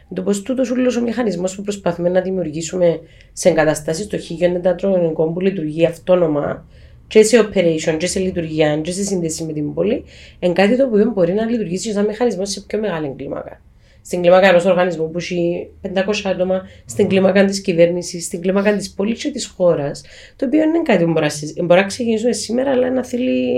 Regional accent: Cyprus

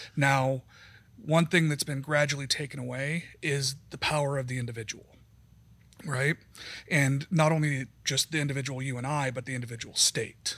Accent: Wyoming, United States; I grew up in Wyoming.

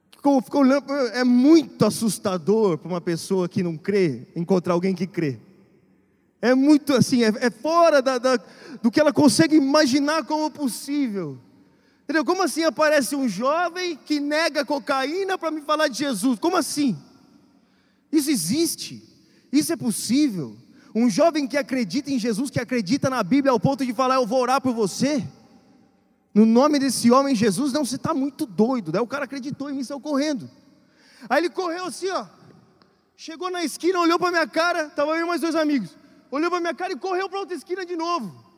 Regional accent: Brazil; moved away; vim do Brasil

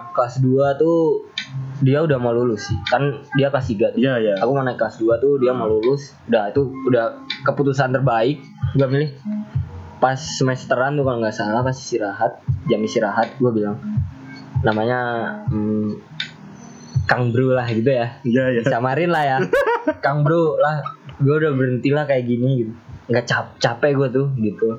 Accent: Java, Indonesia; aku ya wong Jawa rek

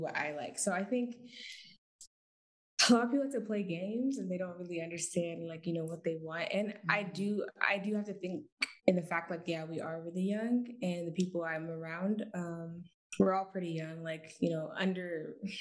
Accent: Portland, Oregon, United States; I'm from Portland, Oregon, so West Coast Bay right here

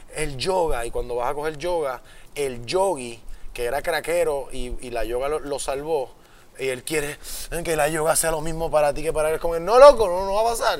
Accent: Puerto Rico; yo soy el más boricua

